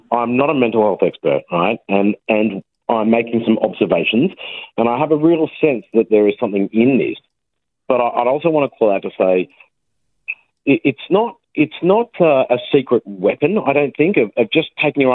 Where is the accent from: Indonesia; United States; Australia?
Australia; we're actually small as a nation and we're right on the other side of the world